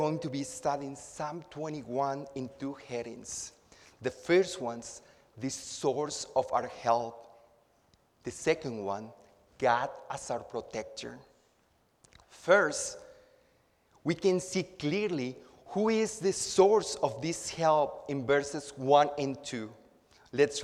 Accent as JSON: {"language": "English", "town": "Acapulco", "region": "Guerrero", "country": "Mexico", "tie": "born or raised there", "moved": "yes", "lives_now": "Houston, United States", "said": "I'm from Acapulco, Mexico. My city is built around the Bay of Acapulco, and it's built up in the hills. And when I was a child, I used to go exploring after a rainstorm with all my friends from my neighborhood."}